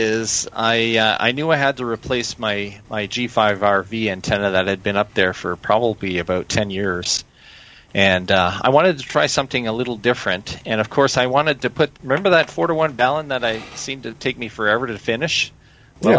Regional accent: Canada; as a Canadian

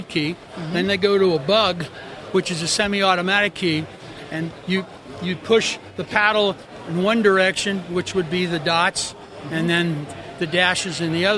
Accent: Southern California, United States; Southern California

